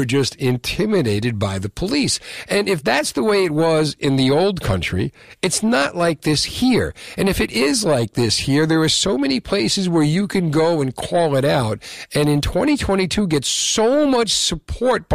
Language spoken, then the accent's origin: English; Marlboro, New Jersey, United States; growing up in Marlboro